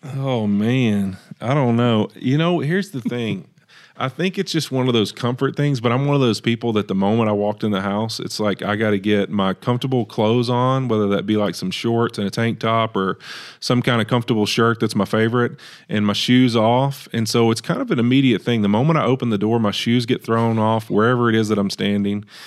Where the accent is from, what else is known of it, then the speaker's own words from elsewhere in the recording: Monroe, Louisiana, United States; moved away as an adult; also born or lived in Cincinnati, Ohio; now in California, United States; in my hometown, uh, in Monroe, Louisiana